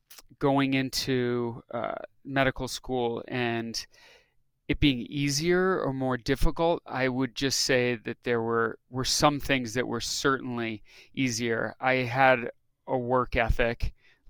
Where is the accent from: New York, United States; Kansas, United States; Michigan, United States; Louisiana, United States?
New York, United States; upstate; moved away as an adult; also born or lived in coastal Massachusetts / Rhode Island; now in Salt Lake City, United States; I was born in New York, grew up there, upstate New York, and Massachusetts, coastal Massachusetts